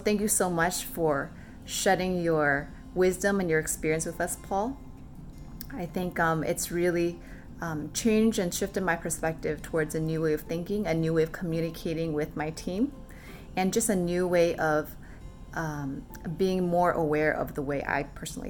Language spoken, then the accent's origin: English; Jakarta, Indonesia; I am from Jakarta, Indonesia.